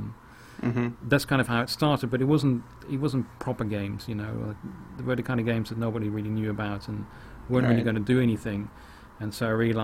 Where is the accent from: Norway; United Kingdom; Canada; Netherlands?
Netherlands; moved away; also born or lived in The Hague, Netherlands; I'm originally from Holland, so I was living in The Hague in Holland